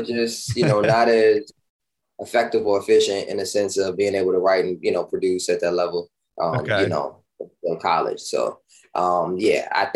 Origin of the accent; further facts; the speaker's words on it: Washington, District of Columbia, United States; Born and raised in Washington, D.C.